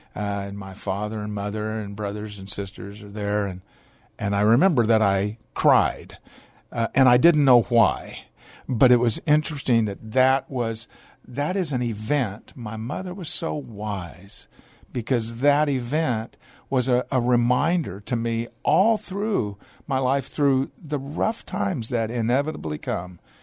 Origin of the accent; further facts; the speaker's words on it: Portland, Oregon, United States; moved away as an adult; now in Texas, United States; born in the Pacific Northwest in Portland, Oregon. Uh, my father was not, strictly speaking, a, a pastor, but he taught Bible college in Portland. I was raised in a large family.